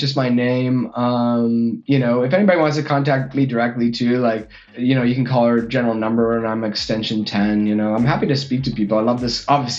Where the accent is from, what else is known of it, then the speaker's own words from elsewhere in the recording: Canada; now in Illinois, United States; And then I'm from Canada. Ooh. I live in Illinois, so I'm going home for Christmas.